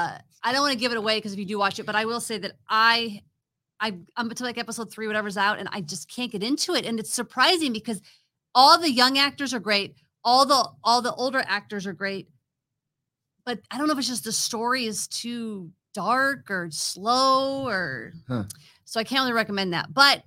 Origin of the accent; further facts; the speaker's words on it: Illinois, United States; I grew up in Illinois